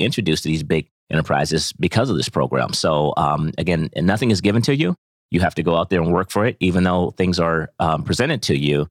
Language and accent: English; Ohio, United States; also born or lived in Atlanta; now in Bentonville, United States; originally I'm from Ohio, and I moved to Atlanta, like, twenty-plus years ago.